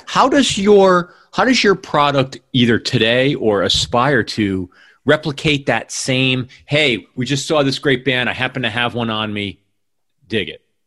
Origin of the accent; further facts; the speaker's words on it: Northeast, United States; moved away as an adult; also born or lived in New York; now in Seattle, United States; I grew up in the Northeast